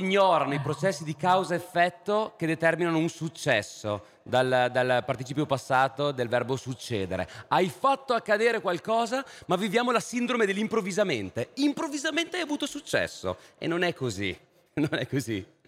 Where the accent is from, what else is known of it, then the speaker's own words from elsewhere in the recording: Italy; now in London, United Kingdom; Io non me ne sono andato dal mio paese, ho inseguito quello che era un contesto di sfida, di stimoli, di cultura che ritenevo fertile per la mia formazione. Per poi magari tornare in Italia